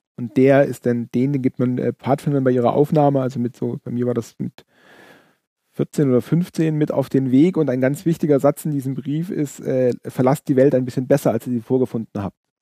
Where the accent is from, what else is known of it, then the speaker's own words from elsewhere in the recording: Allgäu, Bavaria, Germany; wir kommen aus dem Allgäu